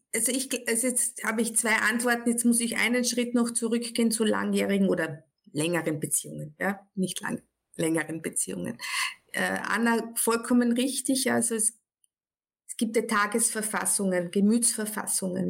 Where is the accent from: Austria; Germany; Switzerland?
Austria; ich bin aus Österreich, das hört man relativ schnell jetzt